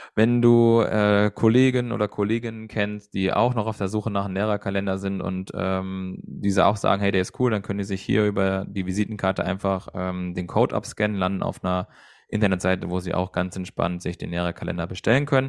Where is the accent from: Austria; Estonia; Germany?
Germany; Hesse; bei uns in Hessen